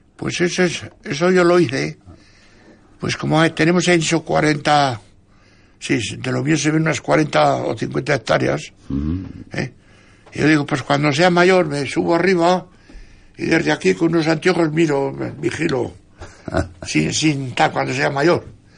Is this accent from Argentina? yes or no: no; San Vicente, Spain; en mi pueblo, San Vicente